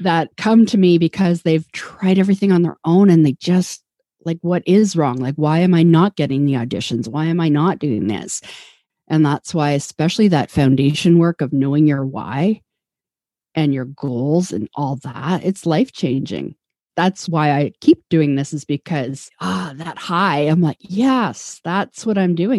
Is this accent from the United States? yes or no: no; Vancouver, British Columbia, Canada; now in Toronto, Canada; I'm from Vancouver. I grew up there.